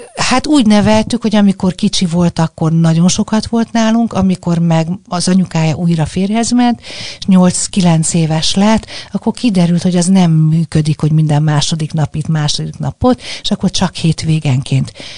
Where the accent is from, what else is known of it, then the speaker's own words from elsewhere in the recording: Budapest, Hungary; én ugye a hetedik kerületben nőttem föl